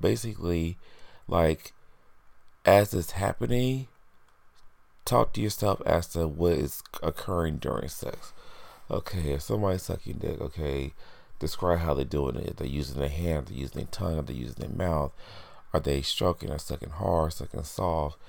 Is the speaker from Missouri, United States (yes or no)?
no; Indiana, United States; now in New York, United States; I'm originally from Indiana, and I've been living in New York for over 10 years now